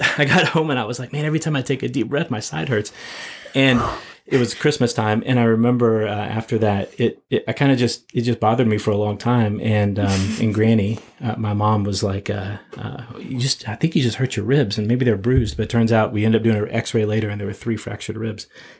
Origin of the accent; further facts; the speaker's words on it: West Virginia, United States; now in Kansas City, United States; So speaking of sledding, here in the Midwest, we're from West Virginia, this toboggan is what we put on our heads. But I find out when we move to Kansas City, a toboggan is a sled.